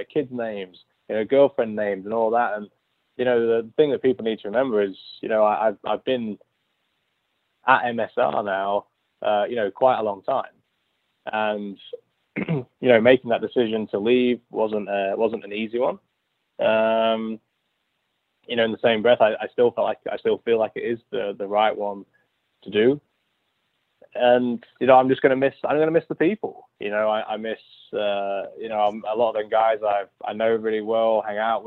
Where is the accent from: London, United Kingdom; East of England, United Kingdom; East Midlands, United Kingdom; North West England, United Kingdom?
East Midlands, United Kingdom; Lincoln; moved away; my hometown